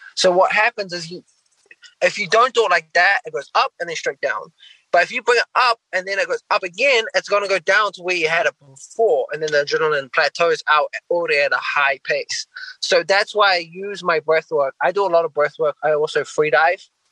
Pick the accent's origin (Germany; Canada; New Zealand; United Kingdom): New Zealand; now in United States; I'm originally from New Zealand